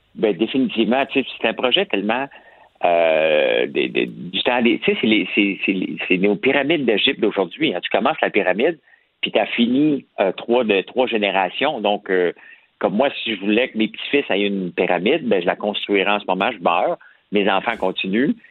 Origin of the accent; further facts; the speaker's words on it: Montreal, Quebec, Canada; on vient de Montréal